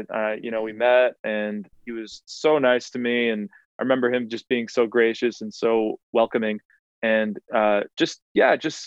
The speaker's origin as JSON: {"language": "English", "town": "New Bedford", "region": "Massachusetts", "country": "United States", "tie": "born or raised there", "said": "my hometown of New Bedford, Massachusetts"}